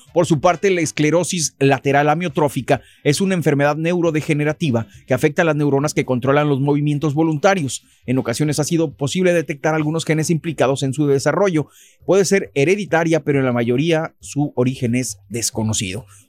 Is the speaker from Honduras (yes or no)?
no; Mexico; now in United States; cuando venimos de México